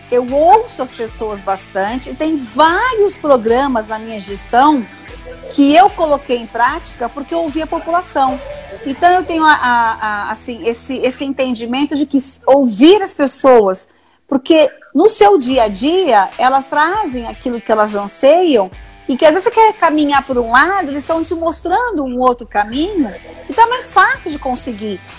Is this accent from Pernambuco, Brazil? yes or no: no; São Paulo, Brazil; born there; Eu nasci em São Paulo, eu não sou tapetiningana nascida, mas sou tapetiningana de coração.